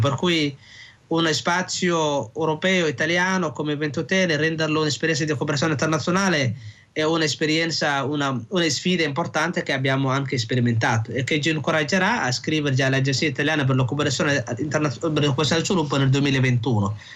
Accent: Somalia; now in Italy; rivedere i posti dove sono cresciuta, la mia infanzia

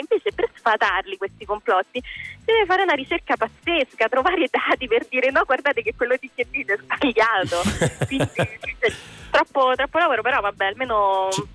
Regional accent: Italy; io sono italianissima e penso si tratta anche mia, dal mio accento sono nata e cresciuta qua

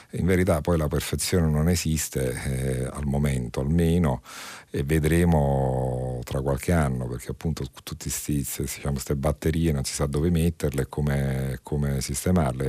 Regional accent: Naples, Campania, Italy; lo dico da napoletana

